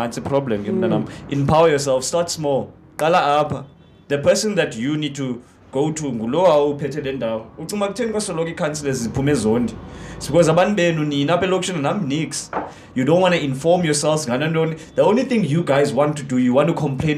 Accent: Cape Town, Western Cape, South Africa; I'm born and raised in Gugs

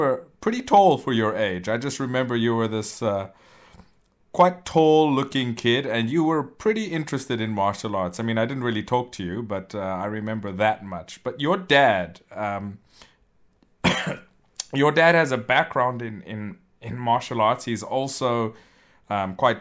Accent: South Africa; I went to a Chinese school when I was growing up in South Africa

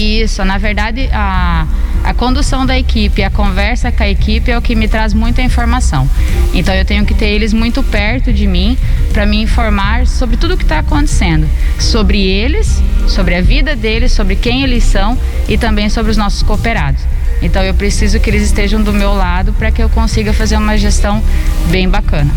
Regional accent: São Miguel do Iguaçu, Paraná, Brazil; eu sou nascida e criada em São Miguel

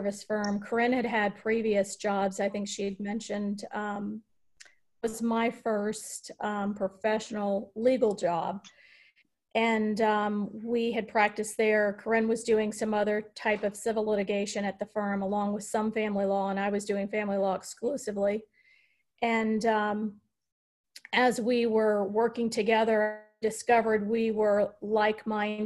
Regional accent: Norfolk, Virginia, United States; moved away as an adult; my hometown community here in Norfolk

